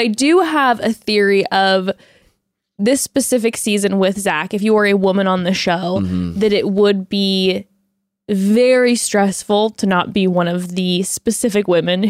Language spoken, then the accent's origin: English; Texas, United States; I am from Texas.